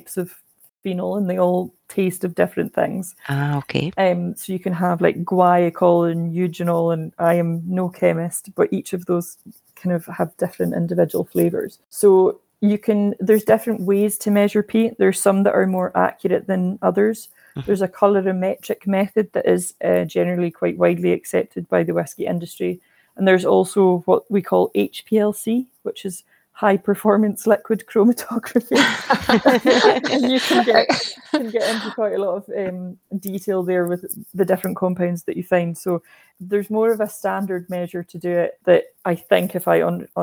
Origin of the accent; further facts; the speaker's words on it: Islay, Scotland, United Kingdom; I'm from Islay and I've kind of grown up just chatting to people about whisky